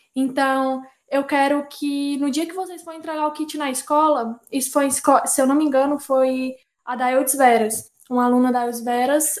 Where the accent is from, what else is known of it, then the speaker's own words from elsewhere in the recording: Fortaleza, Ceará, Brazil; poeta, é, nascida e criada no Grande Bom Jardim.